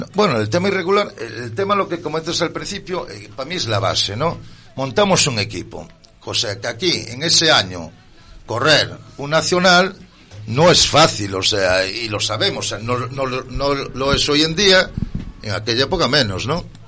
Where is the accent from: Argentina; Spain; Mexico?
Spain; A Coruña, Galicia; soy de aquí, de Coruña